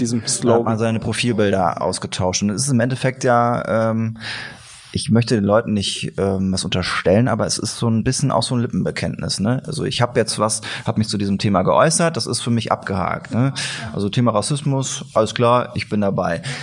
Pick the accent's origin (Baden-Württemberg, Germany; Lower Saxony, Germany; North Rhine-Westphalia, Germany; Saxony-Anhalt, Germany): North Rhine-Westphalia, Germany; Siegen; Bei uns in Siegen